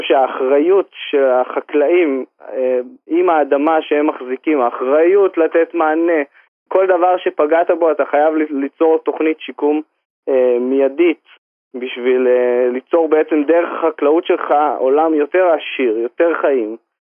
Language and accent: Hebrew; Harashim, Northern District, Israel; אני פה נולדתי בחרשים בתוך אה, יישוב אה, קטן, בתוך הטבע, צמוד לשמורת טבע